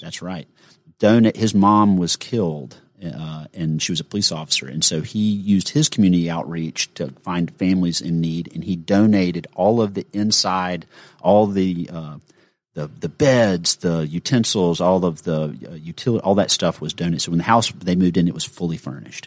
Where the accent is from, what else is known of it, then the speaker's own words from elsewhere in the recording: Gainesville, Georgia, United States; I grew up in Gainesville, Georgia